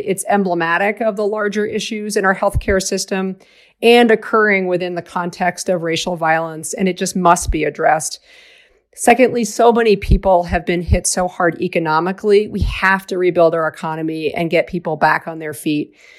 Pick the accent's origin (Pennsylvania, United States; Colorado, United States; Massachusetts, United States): Massachusetts, United States; outside of Boston; I grew up outside of Boston